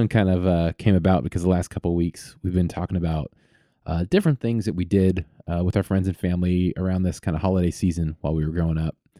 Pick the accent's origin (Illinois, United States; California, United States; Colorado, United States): California, United States; Vallejo; I grew up in, in Vallejo, which is sort of Northeast Bay